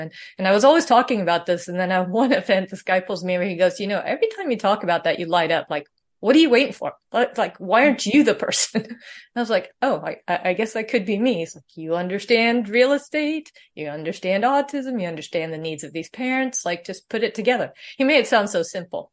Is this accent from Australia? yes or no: no; Sweden; moved away; I was born in Sweden